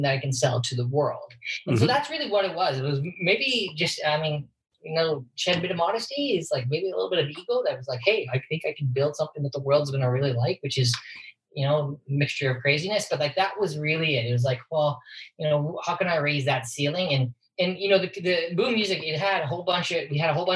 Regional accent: Saskatoon, Saskatchewan, Canada; also born or lived in San Francisco / Toronto / New York; now in Vancouver, Canada; we're both from Saskatchewan. She's originally from Odina. I'm from Saskatoon

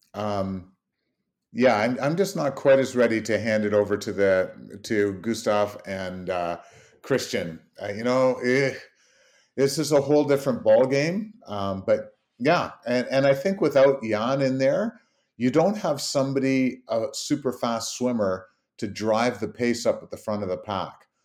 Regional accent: Canada; being Canadian

